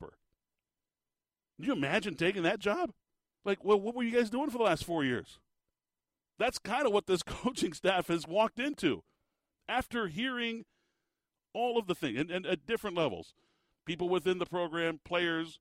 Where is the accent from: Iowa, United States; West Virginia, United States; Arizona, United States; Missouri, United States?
Arizona, United States; Tucson; I was born in Tucson, listening to the games, sitting on the hearth next to my grandfather on the radio